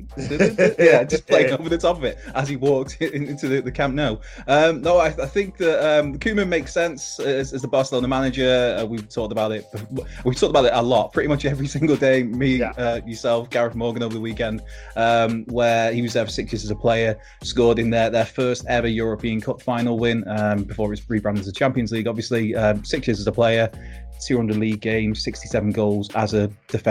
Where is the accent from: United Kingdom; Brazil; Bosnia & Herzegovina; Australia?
United Kingdom; Wrexham, Wales; I'm from Wrexham